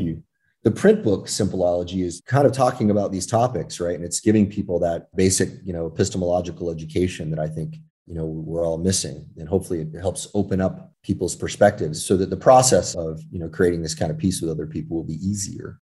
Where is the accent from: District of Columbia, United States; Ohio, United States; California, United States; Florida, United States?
California, United States; when I was very young, I was raised in California